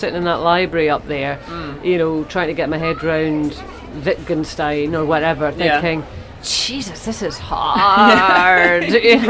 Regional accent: Grangemouth, Scotland, United Kingdom; You know, I was brought up in Grangemouth, working class Scottish, albeit my mum and dad, did well.

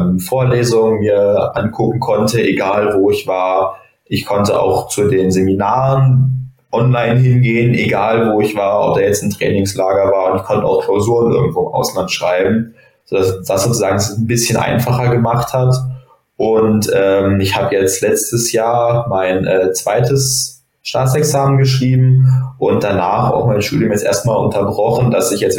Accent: Bonn, North Rhine-Westphalia, Germany; dass ich halt noch in meiner Heimatstadt habe angefangen zu meiner Heimatstadt in Bonn angefangen habe zu studieren.

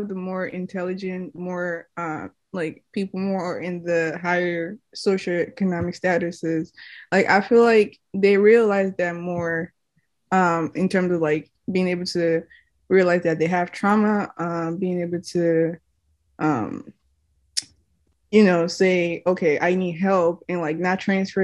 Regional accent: Nigeria; being Nigerian, like the Nigerian community

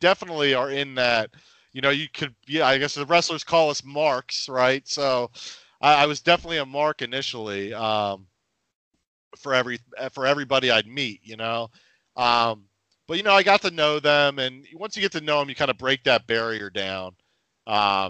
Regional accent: outside of Philadelphia, Pennsylvania, United States; I'm from the Northeast outside of Philadelphia.

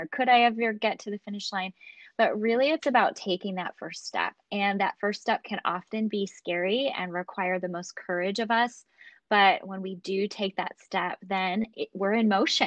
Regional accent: Chicago, Illinois, United States; now in Central California, United States; I grew up in Chicago. So I actually grew up in the Midwest, but I've been a California girl for almost 20 years now

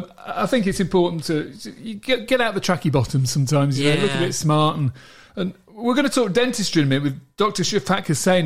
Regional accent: Ilkley, Yorkshire and the Humber, United Kingdom; moved away; I'm from West Yorkshire originally, yeah, Ilkley.

